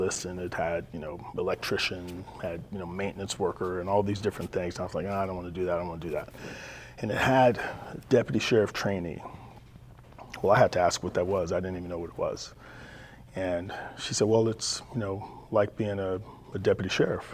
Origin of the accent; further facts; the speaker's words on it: Texas, United States; now in California, United States; I grew up in Texas